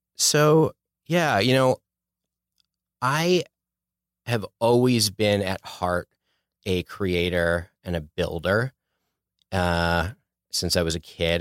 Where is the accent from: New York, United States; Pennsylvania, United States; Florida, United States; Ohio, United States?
Pennsylvania, United States; Philadelphia; moved away as an adult; also born or lived in Sherman Oaks, Los Angeles; now in Los Angeles, United States; I'm originally from Philadelphia, Philly suburbs